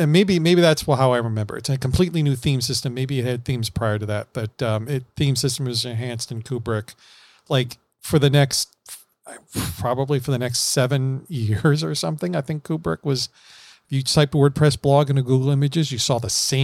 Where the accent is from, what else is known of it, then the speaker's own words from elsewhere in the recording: Florida, United States; I'm from Florida